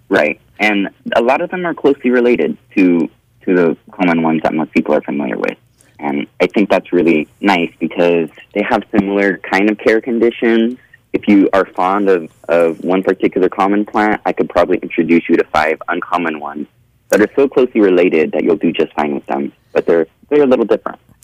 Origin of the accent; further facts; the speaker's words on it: Bakersfield, California, United States; also born or lived in Oregon; I was born and raised in Bakersfield.